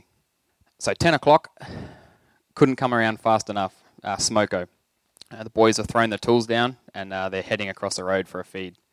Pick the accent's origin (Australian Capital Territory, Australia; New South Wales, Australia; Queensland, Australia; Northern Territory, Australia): Northern Territory, Australia; Leanyer; When I was younger, I grew up in Liania